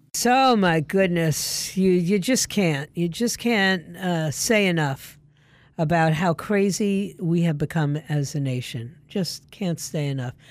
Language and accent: English; New York City, New York, United States; moved away as an adult; I grew up in New York City